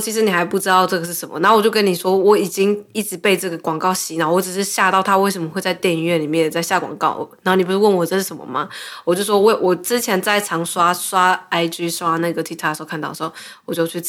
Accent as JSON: {"language": "Chinese", "country": "Taiwan", "also_born_or_lived": "San Francisco, United States", "moved": "as an adult", "lives_now": "Los Angeles, United States", "said": "我说我是从台湾来的"}